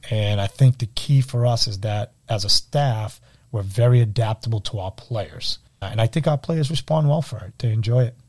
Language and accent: English; Everett, Massachusetts, United States; I grew up in Everett